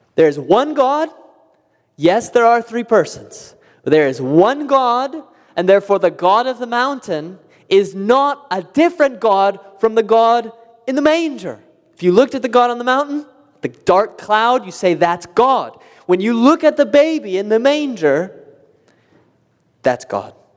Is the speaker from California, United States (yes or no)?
yes; California, United States; now in Indiana, United States; I grew up in California